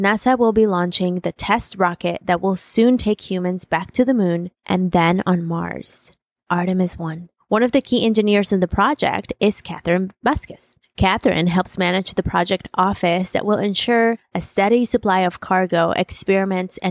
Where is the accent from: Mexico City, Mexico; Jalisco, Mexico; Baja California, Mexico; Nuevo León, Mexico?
Mexico City, Mexico; English is a second language; moved away; also born or lived in Los Angeles, United States; I was born in LA and I grew up in Mexico City.